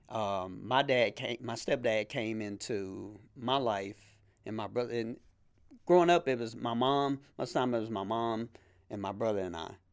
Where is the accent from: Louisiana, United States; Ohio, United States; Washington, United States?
Louisiana, United States; Shreveport; moved away as an adult; now in Bossier City, United States; I'm originally from Shreveport, Louisiana. Uh, I now live in Bossier City